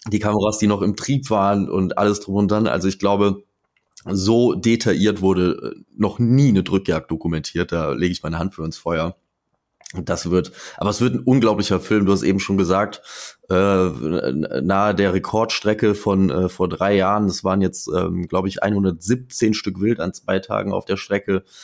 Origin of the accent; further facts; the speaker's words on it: Eifel, Germany; Also bei uns in der Eifel und in, insgesamt so in Westdeutschland